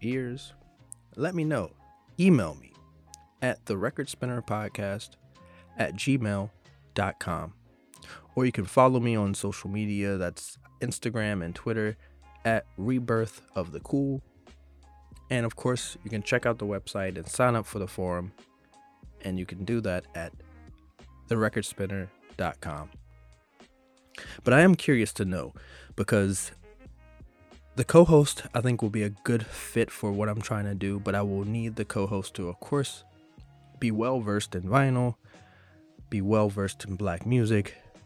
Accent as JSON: {"language": "English", "region": "Southwest Virginia", "country": "United States", "tie": "born or raised there", "said": "my hometown in Southwest Virginia"}